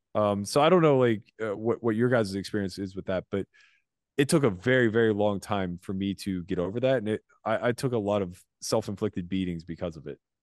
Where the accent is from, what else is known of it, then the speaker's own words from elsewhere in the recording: United States; as an American